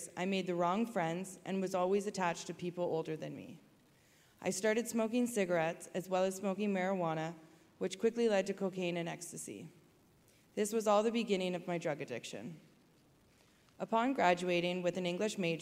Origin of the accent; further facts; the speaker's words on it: Waterloo, Ontario, Canada; also born or lived in Kitchener, Ontario; I grew up in Waterloo, Ontario